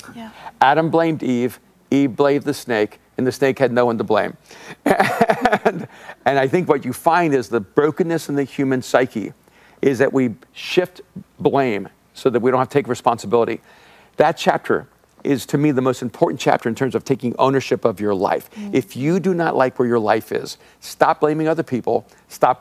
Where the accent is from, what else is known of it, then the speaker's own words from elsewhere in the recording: El Salvador; moved away; I'm an immigrant from El Salvador.